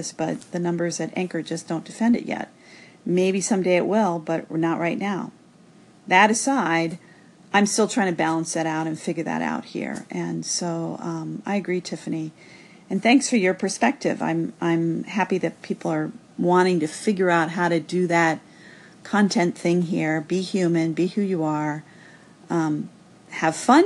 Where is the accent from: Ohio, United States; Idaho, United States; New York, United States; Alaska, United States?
Ohio, United States; Cincinnati; my hometown, Cincinnati